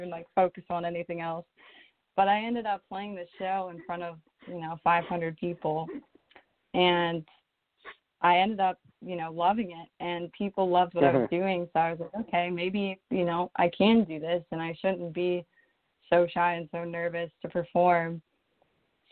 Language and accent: English; Orlando, Florida, United States; I'm originally from Orlando, Florida, and I was always a really, really shy kid growing up